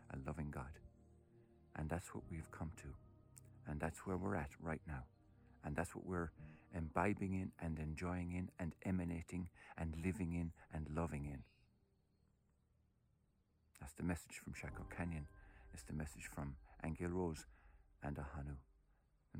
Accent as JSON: {"language": "English", "area": "Tipperary", "region": "Munster", "country": "Ireland", "tie": "born or raised there", "said": "I was born in Tipperary"}